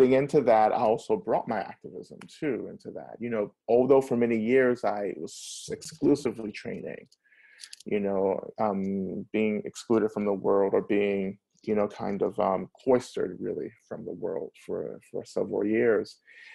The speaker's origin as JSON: {"language": "English", "region": "the South", "country": "United States", "tie": "born or raised there", "said": "I grew up in the South, so I'm really influenced by Southern culture"}